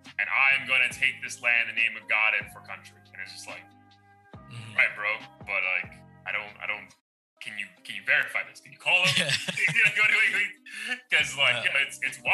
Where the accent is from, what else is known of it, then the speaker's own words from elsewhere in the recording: New York, United States; being a child, like growing up in New York